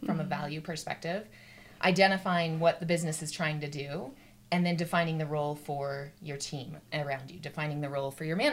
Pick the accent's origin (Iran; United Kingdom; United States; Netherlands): United States; Utah; I grew up in Utah